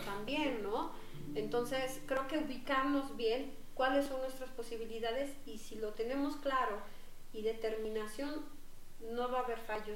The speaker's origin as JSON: {"language": "Spanish", "country": "Mexico", "also_born_or_lived": "Netherlands / Switzerland", "said": "yo pues soy mexicana"}